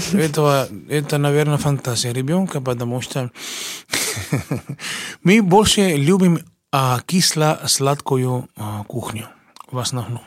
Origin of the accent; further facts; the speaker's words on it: Cuba; Russian is a second language; moved away as an adult; now in Russia; Приехал я э, из Кубы учиться в консерватории имени Чайковского